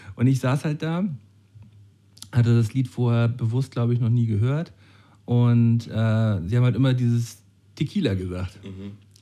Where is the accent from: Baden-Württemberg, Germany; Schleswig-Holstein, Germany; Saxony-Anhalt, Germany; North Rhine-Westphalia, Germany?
Schleswig-Holstein, Germany; Flensburg; Wir sind doch aus Flensburg